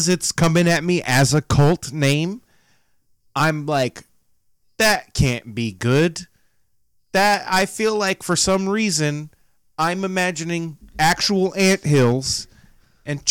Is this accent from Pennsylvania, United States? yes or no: no; Florida, United States; I grew up in Florida, the Alabama of America